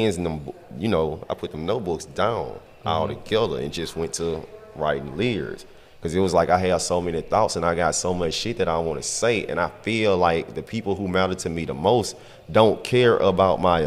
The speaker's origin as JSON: {"language": "English", "area": "the Bay Area", "region": "California", "country": "United States", "tie": "born or raised there", "said": "I grew up down in the Bay."}